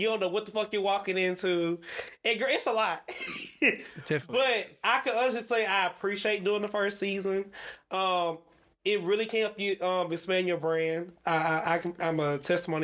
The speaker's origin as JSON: {"language": "English", "town": "Gulfport", "region": "Mississippi", "country": "United States", "moved": "as an adult", "lives_now": "Atlanta, United States", "said": "I'm from Gulfport."}